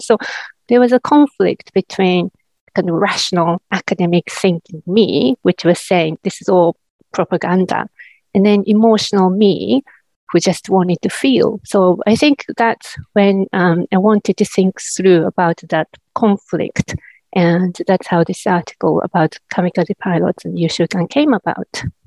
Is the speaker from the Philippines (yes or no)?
no; Japan; moved away as an adult; now in New Zealand; I teach in New Zealand now, but originally I come from Japan, and that's where I was educated first.